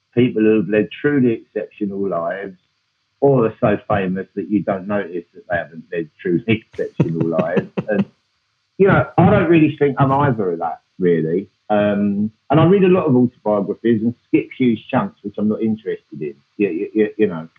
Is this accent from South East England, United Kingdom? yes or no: no; London, United Kingdom; I grew up in Hackney